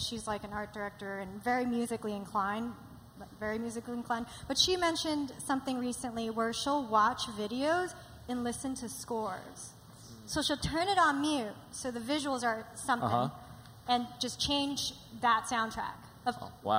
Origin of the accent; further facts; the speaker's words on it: New York, United States; I'm also biased because I grew up in New York.